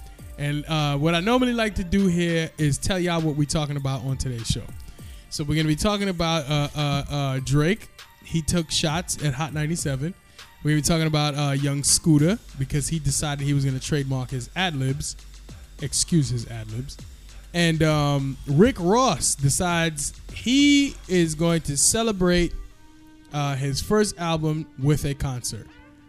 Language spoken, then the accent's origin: English; Guyana; Yes, I'm Guyanese.